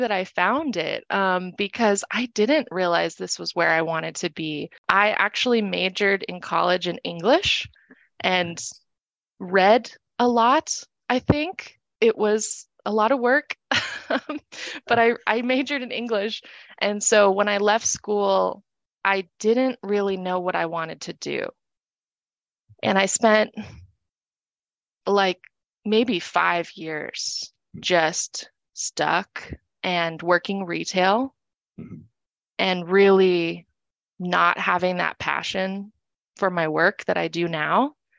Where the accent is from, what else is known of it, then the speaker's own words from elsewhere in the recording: California, United States; born there; now in Phoenix, United States; I moved to Arizona from California, where I was born. I moved here in 2019 and started working at Family Shelter up in North Phoenix.